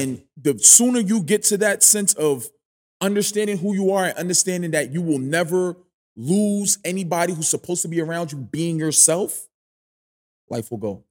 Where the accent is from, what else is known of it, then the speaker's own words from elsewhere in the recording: New York City, New York, United States; I'm from Flatbush, Brooklyn